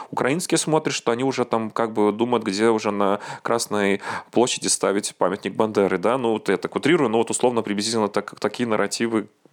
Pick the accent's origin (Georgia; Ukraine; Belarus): Belarus; moved away as an adult; now in Gdańsk, Poland; я не украинец, а белорус